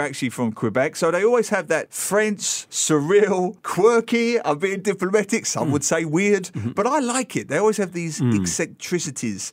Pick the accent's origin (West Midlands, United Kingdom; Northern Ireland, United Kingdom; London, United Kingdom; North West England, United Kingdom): London, United Kingdom; now in Singapore; growing up in East London